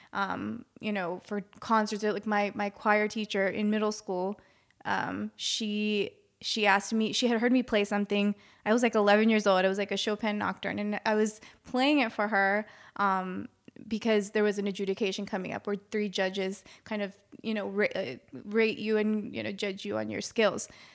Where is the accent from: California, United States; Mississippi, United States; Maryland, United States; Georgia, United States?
Maryland, United States; I'm from Maryland